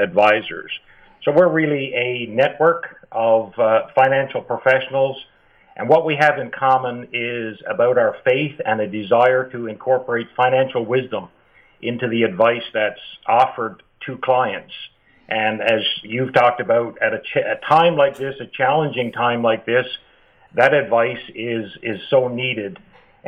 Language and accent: English; Newfoundland and Labrador, Canada; accent: East Coast twang; practiced in Newfoundland, which I don't know if you can pick up from my accent or not